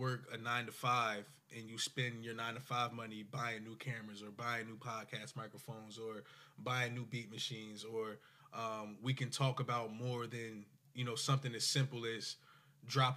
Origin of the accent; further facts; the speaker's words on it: Willingboro, New Jersey, United States; I'm from Willenboro